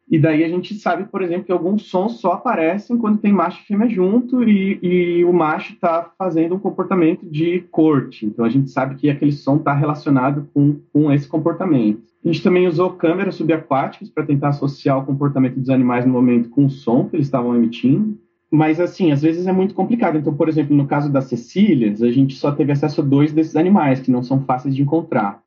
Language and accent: Portuguese; São Paulo, Brazil; Eu sou de São Paulo originalmente